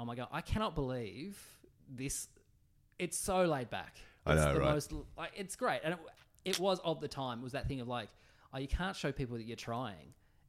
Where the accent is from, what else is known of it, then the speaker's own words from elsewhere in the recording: Tasmania, Australia; So I'm from Tassie.